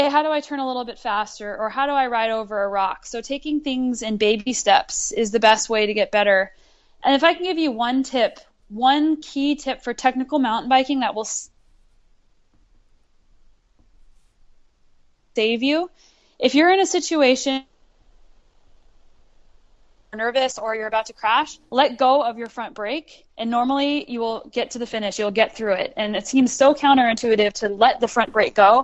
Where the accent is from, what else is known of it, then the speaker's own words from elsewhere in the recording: Albuquerque, New Mexico, United States; I grew up in Albuquerque, New Mexico